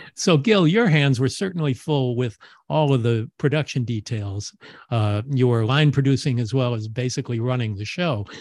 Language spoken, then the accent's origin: English; Los Angeles, California, United States; you're talking about my hometown